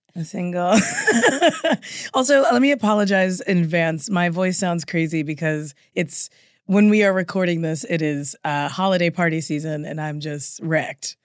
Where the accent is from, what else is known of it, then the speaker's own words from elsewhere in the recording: the South, United States; moved away as an adult; also born or lived in New York; I'm from the South